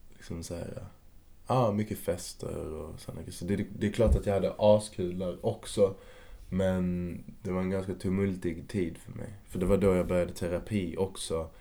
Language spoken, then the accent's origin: Swedish; Malmö, Skåne, Sweden; moved away as an adult; now in Stockholm, Sweden; I Kvarnby i Malmö